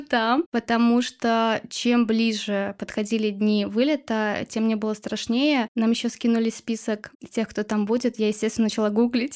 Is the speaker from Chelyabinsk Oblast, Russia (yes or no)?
no; Chuvashia, Russia; я одна из Чуваши